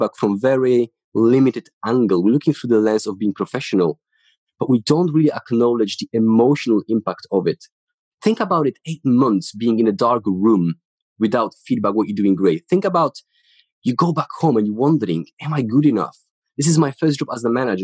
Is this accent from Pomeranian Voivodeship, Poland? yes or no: no; Ruda Śląska, Silesian Voivodeship, Poland; English is a second language; moved away as an adult; now in United Kingdom; So I'm from Poland. I grew up in the city called Ruda Śląska.